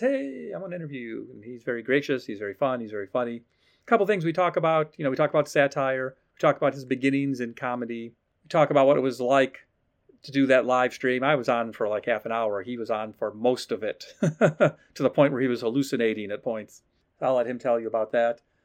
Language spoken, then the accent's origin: English; Ohio, United States; moved away as an adult; I'm from Ohio